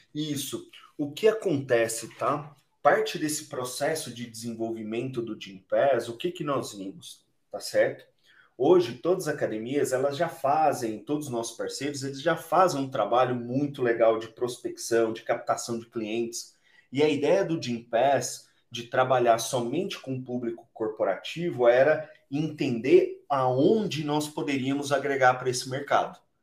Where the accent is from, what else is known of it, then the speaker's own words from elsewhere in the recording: Boa Esperança, Minas Gerais, Brazil; ambos somos mineiros, então sou de uma cidade chamada Boa Esperança, lá no sul de Minas